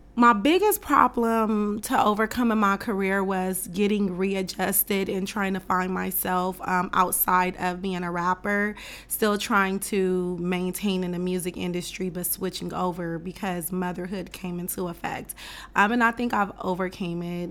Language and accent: English; West Coast, United States; I'm from the West Coast culture, so my idols growing up was like …, …, …, …